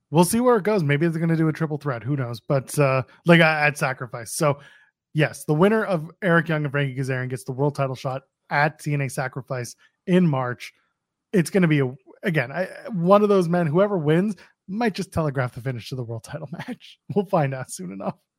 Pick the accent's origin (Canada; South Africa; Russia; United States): Canada; we're Canadian